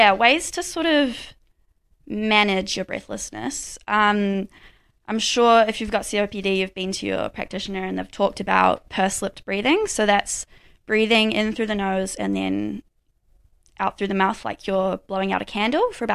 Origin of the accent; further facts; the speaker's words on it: Kerikeri, Northland, New Zealand; now in Dunedin, New Zealand; I'm from Kirikiri, so right up north